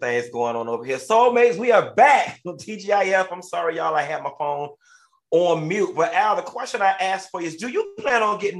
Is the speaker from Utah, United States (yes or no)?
no; Miami, Florida, United States; I am from Miami, the capital of everybody is a drug dealer girlfriend, everybody is an athlete girlfriend.